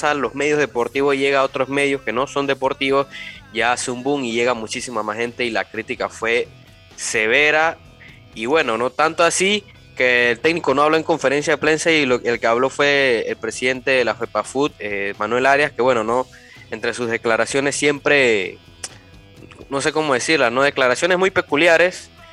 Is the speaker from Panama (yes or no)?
yes; Panama; a uno como panameño, como fanático, como periodista